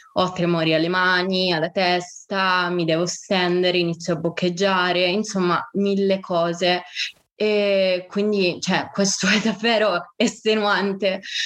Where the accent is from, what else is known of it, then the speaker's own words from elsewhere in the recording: Sicily, Italy; moved away as an adult; also born or lived in Bologna; io sono siciliana, vivo, eh, ho vissuto a Bologna per l'università